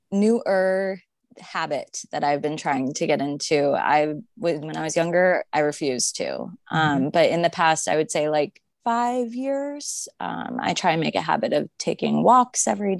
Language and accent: English; Arizona, United States; And I grew up in Arizona.